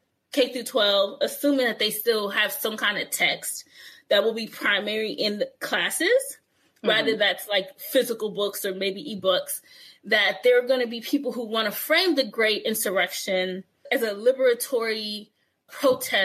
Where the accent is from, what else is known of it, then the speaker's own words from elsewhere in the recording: New York City, New York, United States; Growing up in New York